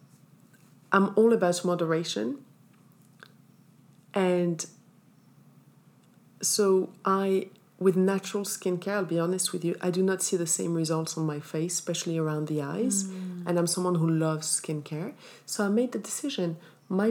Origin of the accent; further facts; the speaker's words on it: Morocco; I'm from Morocco. I grew up in Morocco, so we do the hammam once a week with the scrub